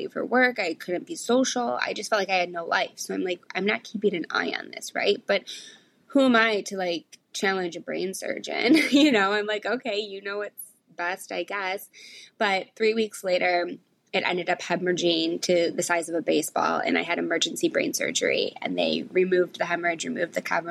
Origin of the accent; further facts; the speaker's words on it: Michigan, United States; moved away as an adult; now in New York City, United States; I grew up in Michigan, went to college in Michigan, and I just always wanted to move to New York.